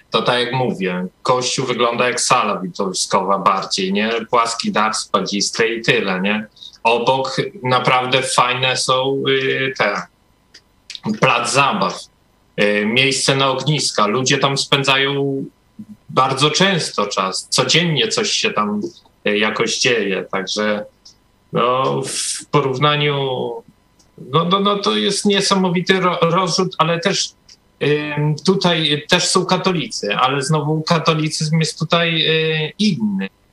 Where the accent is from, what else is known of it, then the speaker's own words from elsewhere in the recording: Podkarpacie, Subcarpathian Voivodeship, Poland; moved away; pochodzę raczej z Polski, z takiej małej miejscowości, jeszcze na Podkarpaciu.